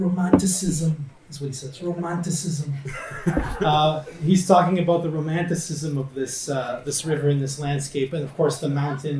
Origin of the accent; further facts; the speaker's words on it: Ottawa, Ontario, Canada; my hometown in Ottawa